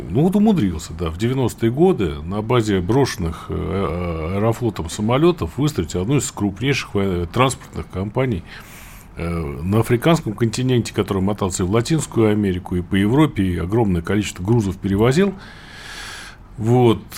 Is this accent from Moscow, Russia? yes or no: no; Samara, Samara Oblast, Russia; я вот из Куйбышева родом, да, у нас там запасная столица